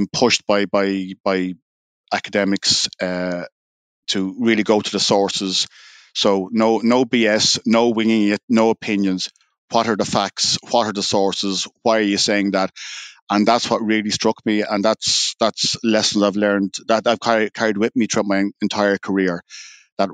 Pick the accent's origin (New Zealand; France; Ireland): Ireland; Dublin, Leinster; moved away as an adult; now in New York, United States; growing up in a housing estate in Whitehall, which is on the north side of Dublin, near the airport, near Santry.